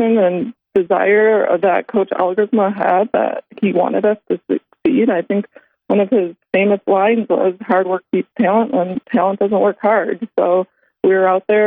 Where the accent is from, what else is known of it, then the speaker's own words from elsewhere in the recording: Elm Grove, Wisconsin, United States; I grew up in a small suburb of Milwaukee, Elm Grove, Wisconsin